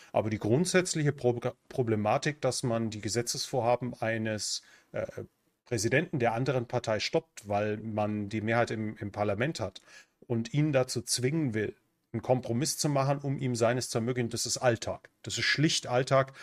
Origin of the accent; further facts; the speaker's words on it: Germany; moved away as an adult; now in Central America; Ich bin und bleibe Deutscher